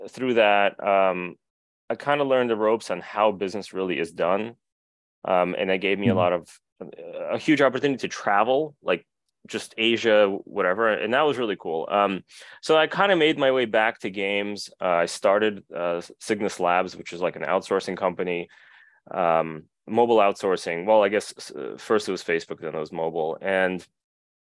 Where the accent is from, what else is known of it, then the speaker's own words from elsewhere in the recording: New Jersey, United States; accent: Jersey; also born or lived in Russia; I was born in Russia, and my family moved to the U.S. when I was pretty little. So I did all my school in the U.S. That's why I sound like I'm a Jersey person. I guess I am a Jersey person